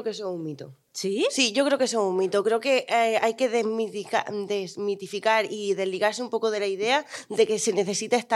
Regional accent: Region of Murcia, Spain; soy de Murcia

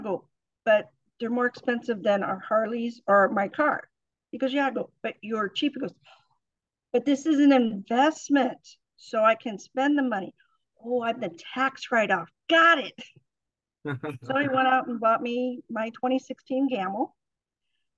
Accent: Indiana, United States; moved away; I grew up back in Indiana

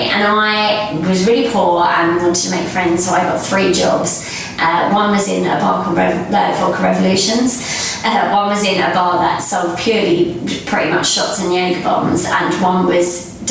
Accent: Kent, South East England, United Kingdom; I grew up uh, in Kent, and it was quite a small town, so everyone sort of knows everyone really.

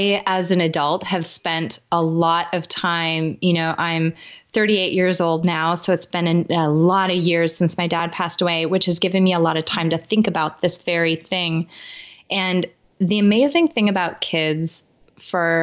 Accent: Midwest, United States; I grew up in the Midwest in the United States

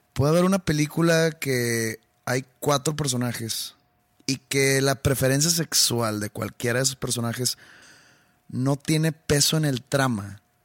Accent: Monterrey, Nuevo León, Mexico; yo soy de aquí, yo vivo aquí. Y pues yo disfruto mucho tocar aquí en mi, en mi ciudad natal

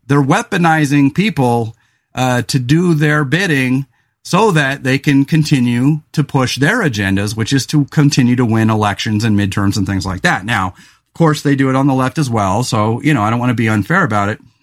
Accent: California, United States; also born or lived in Willamette Valley, Oregon; now in Oregon, United States; growing up in California

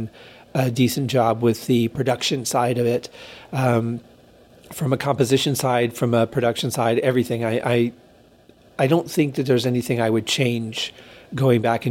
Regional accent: Michigan, United States; now in Las Vegas, United States; growing up in Michigan

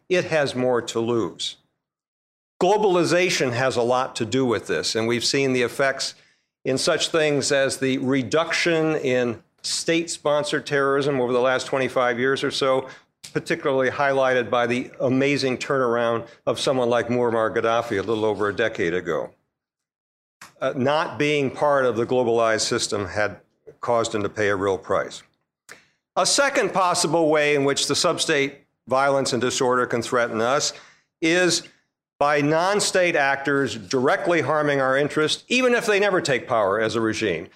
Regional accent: United States; we Americans

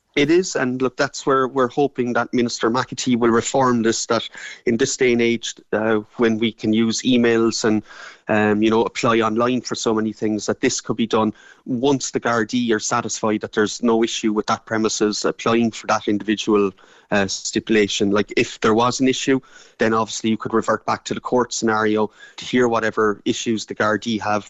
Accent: Ireland; we're Irish

